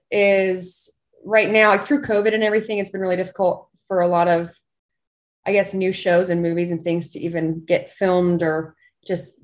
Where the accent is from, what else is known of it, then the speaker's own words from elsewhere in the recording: Southern Utah, United States; I am from Southern Utah